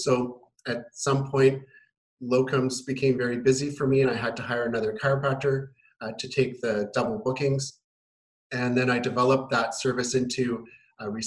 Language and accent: English; Winnipeg, Manitoba, Canada; now in Kelowna, Canada; I'm from Winnipeg originally.